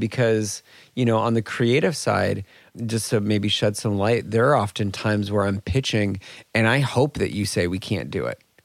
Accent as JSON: {"language": "English", "region": "Minnesota", "country": "United States", "tie": "born or raised there", "also_born_or_lived": "Indianapolis", "moved": "as an adult", "said": "I grew up in Minnesota"}